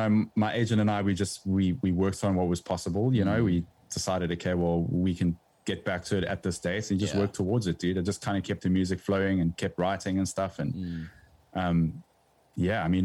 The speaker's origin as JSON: {"language": "English", "country": "South Africa", "said": "South Africa will always be home from a music point of view"}